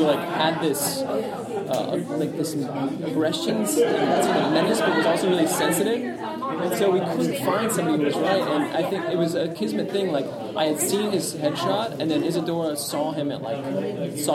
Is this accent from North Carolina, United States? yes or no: no; Burbank, California, United States; I'm from LA. I'm from Burbank